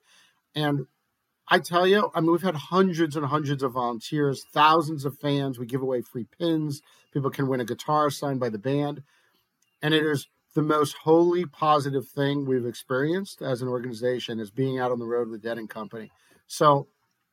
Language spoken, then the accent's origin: English; New Jersey, United States; in my home state, in Jersey